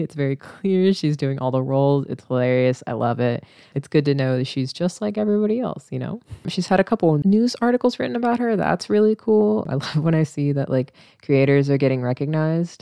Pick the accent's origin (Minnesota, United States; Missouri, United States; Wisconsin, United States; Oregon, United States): Missouri, United States; moved away; I grew up in a town with eight thousand people, right? And it's, like, two hours away from, like, Saint Louis and Kansas City in Missouri